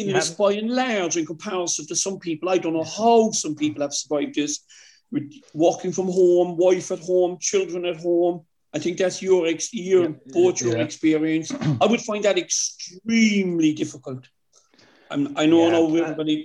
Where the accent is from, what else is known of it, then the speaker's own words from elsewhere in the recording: Cork, Munster, Ireland; also born or lived in Kent; It was a wonderful experience growing up in Rathpeacon